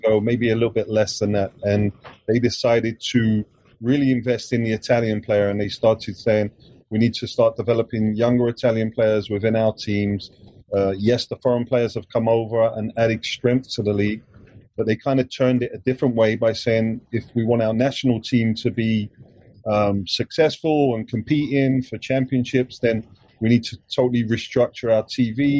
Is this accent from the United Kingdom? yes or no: yes; England, United Kingdom; I grew up in England, so I feel more English